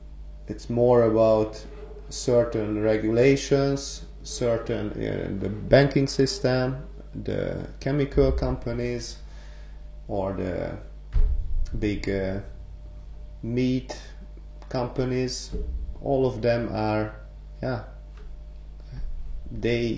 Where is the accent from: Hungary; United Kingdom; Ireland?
Hungary; now in Netherlands; when I was growing up in Hungary